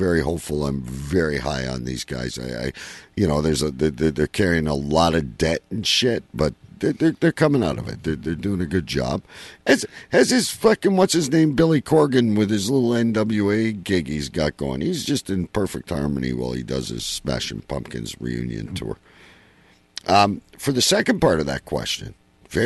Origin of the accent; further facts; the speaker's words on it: Windsor, Ontario, Canada; Windsor, my hometown.